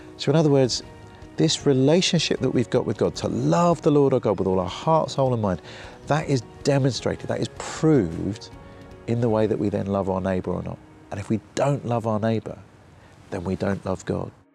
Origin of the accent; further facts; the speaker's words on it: United Kingdom; I'm British